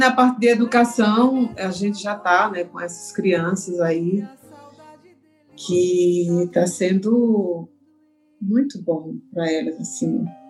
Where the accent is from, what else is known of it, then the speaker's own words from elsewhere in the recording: Sertânia, Pernambuco, Brazil; now in Recife, Brazil; que é o projeto lá da minha terra, lá de Sertânia